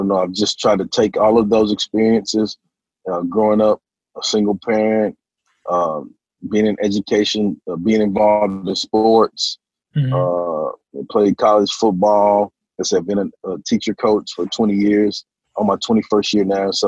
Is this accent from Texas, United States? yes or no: yes; Hearne, Texas, United States; also born or lived in Dallas, Texas / Canyon, Texas; now in Conroe, United States; I was born in Dallas. Parents separated when I was four. Mm. When they split, we moved to my mother's, my sister, myself and my little sister, my mom. We moved to my mother's hometown of Hearne, Texas